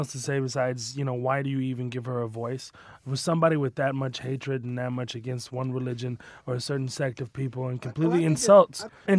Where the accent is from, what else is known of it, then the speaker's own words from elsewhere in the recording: United States; we grew up in in America.